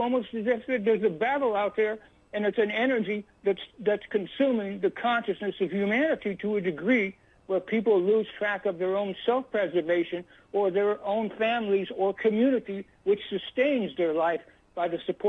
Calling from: Hamilton Field, Northern California, United States; I'm calling from a place called Hamilton Field. It still has some military on it, but mostly it's closed down and been redeveloped in Northern California, which is maybe 35 or so miles out of north of San Francisco.

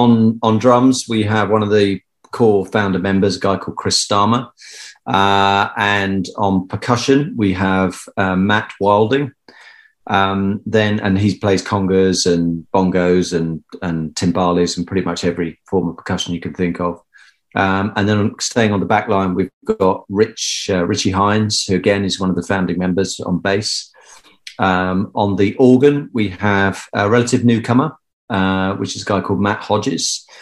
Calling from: Palgrave, East of England, United Kingdom; So I'm dialing in from home, and that is in the east of England, in a little village called Palgrave, which is in the middle of nowhere.

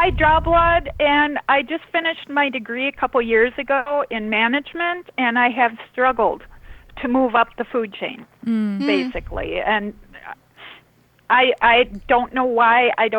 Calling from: Minnesota, United States

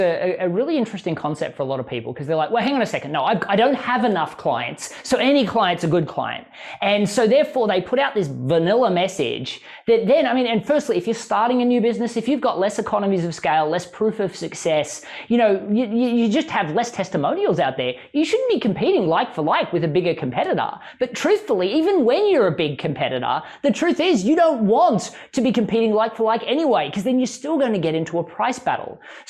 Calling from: Chapel Hill, North Carolina, United States; I'm actually calling in from Chapel Hill, North Carolina

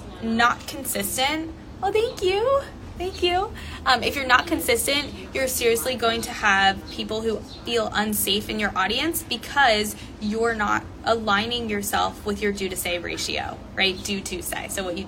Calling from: New Zealand; Hello, hello. I am coming here from New Zealand.

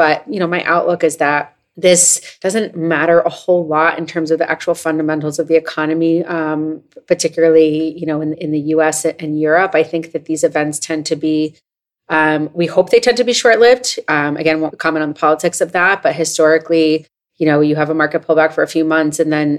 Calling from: New York, United States; I'm calling from New York.

